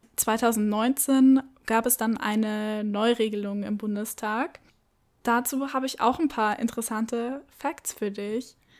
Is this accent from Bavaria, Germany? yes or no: yes; Munich, Bavaria, Germany; Ich komme aus München.